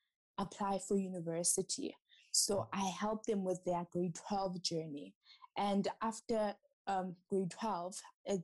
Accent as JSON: {"language": "English", "town": "Matatiele", "region": "Eastern Cape", "country": "South Africa", "said": "I'm originally from the Eastern Cape. Matatiele"}